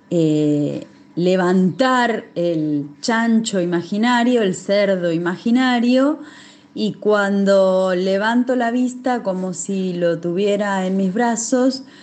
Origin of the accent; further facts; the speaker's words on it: Argentina; narradora de Argentina.